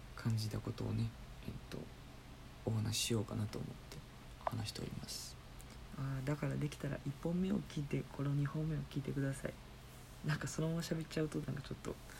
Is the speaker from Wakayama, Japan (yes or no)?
no; Osaka, Japan; moved away; 僕出身が大阪なんですけど